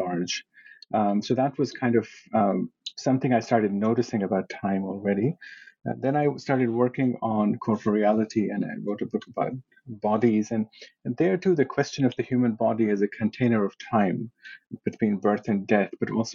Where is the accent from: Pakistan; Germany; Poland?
Pakistan; moved away as an adult; now in United States; I was born in Pakistan and I went to high school there.